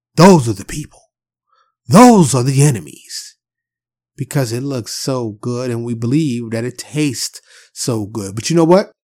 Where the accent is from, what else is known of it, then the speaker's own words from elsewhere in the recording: New York City, New York, United States; I'm from New York City, so I grew up having them giant, warm pretzels out the cart on the corner